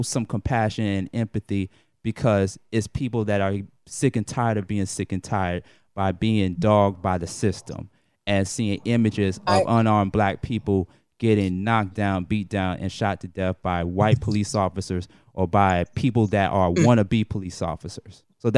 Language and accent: English; Atlanta, Georgia, United States; I am an 80s baby, but when I grew up in the 80s and the 90s